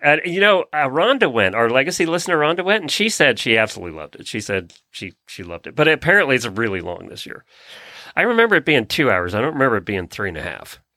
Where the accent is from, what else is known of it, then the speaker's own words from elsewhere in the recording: Lancaster County, Pennsylvania, United States; now in Ocala, United States; growing up in Lancaster County